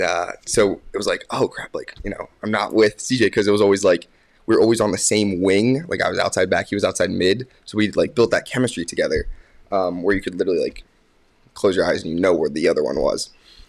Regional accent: Warminster, Pennsylvania, United States; I'm from Warminster, Pennsylvania

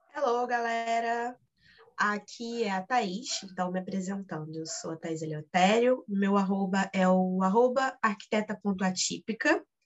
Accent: Rio de Janeiro, Brazil; sou do Rio de Janeiro

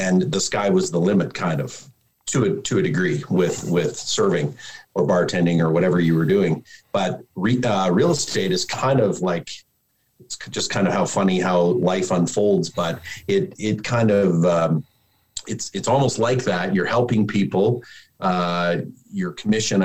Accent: Calgary, Alberta, Canada; born and raised in Calgary

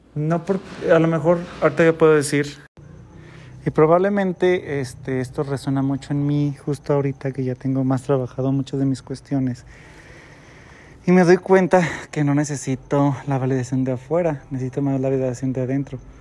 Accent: Guadalajara, Jalisco, Mexico; un tapatío, alguien de Guadalajara

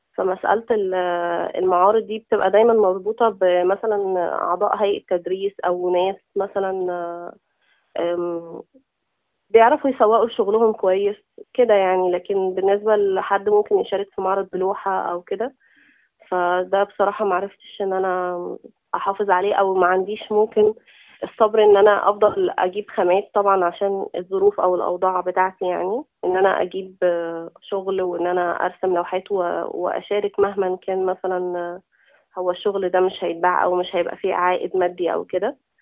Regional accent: Zarqa, Damietta Governorate, Egypt; moved away as an adult; إحنا من منطقة اسمها الزرقاء. طبعاً محافظة دمياط

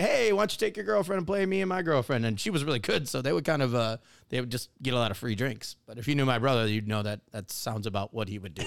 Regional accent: Wisconsin, United States; moved away; I grew up in Wisconsin.

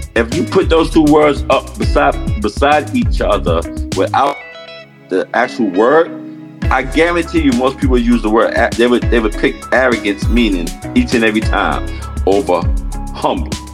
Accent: New York City, New York, United States; I grew up in that kind of atmosphere, growing up in Harlem and 111th Street

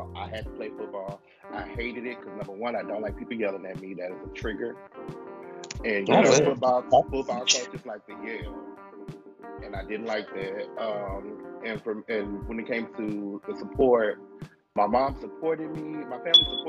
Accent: Houston, Texas, United States; I'm from Houston as well

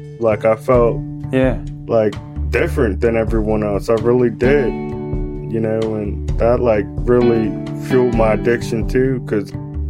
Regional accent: West Virginia, United States; you know, I came from West Virginia and it's, like, a totally, like, different, like, atmosphere. Yeah. The city lights and everything, I was bugging, you know.

